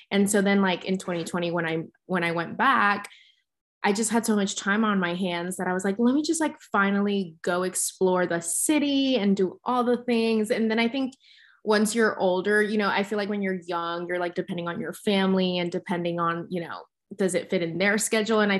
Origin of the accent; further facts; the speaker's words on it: Mexico City, Mexico; people always knew that I was from Mexico City, but again, I never really got to explore it that much because I would always just come back for work